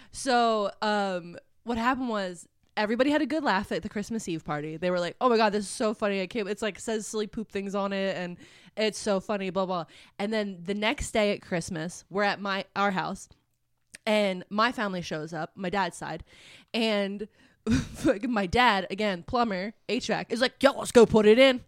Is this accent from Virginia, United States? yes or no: no; Philadelphia, Pennsylvania, United States; Where I grew up in Philly is, like, all row homes